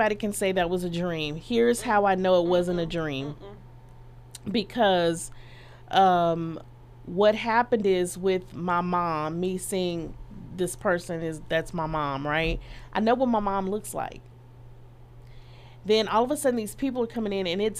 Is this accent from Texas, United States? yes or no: yes; Dallas, Texas, United States; I'm from Dallas